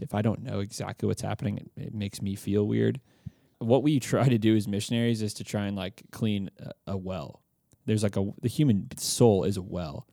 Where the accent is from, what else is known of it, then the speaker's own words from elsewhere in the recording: Austin, Texas, United States; moved away as an adult; now in Nashville, United States; I'm from Austin